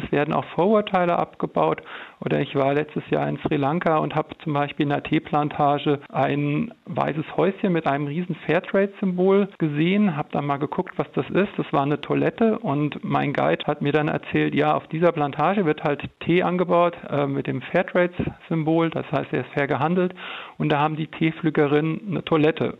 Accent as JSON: {"language": "German", "country": "Germany", "tie": "born or raised there", "said": "in Deutschland geboren worden zu sein"}